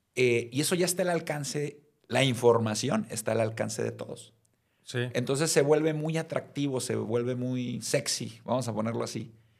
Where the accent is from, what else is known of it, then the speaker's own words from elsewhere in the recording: Mazatlán, Sinaloa, Mexico; now in Guadalajara, Mexico; soy de Mazatlán, eh, pero ya tengo más tiempo viviendo en Guadalajara que en Mazatlán, así es que ya soy medio tapatío por adopción.